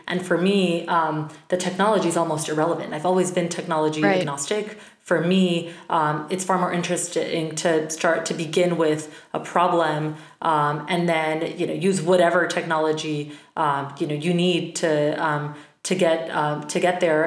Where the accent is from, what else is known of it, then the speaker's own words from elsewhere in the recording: Bogota, Colombia; moved away as an adult; now in United States; I'm originally from Bogota, Colombia, moved to the States for college